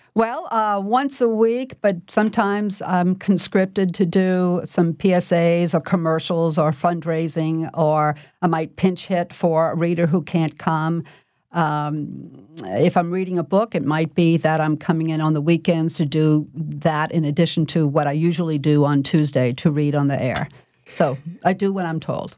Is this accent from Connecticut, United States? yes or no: no; New Orleans, Louisiana, United States; I was born and raised in New Orleans by parents who were also born and raised in New Orleans